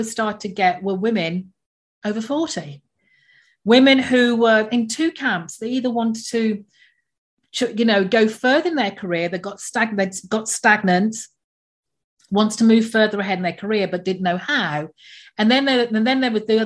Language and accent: English; England, United Kingdom; moved away as an adult; now in Antigua and Barbuda; I'm English by birth